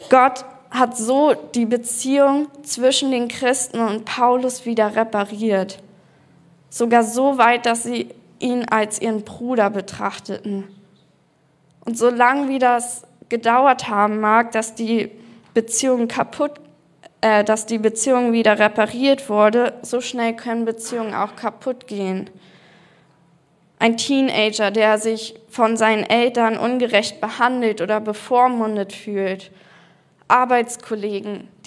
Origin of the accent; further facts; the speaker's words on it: Berlin, Germany; Und zwar bin ich in Berlin aufgewachsen, in einer Kursfamilie.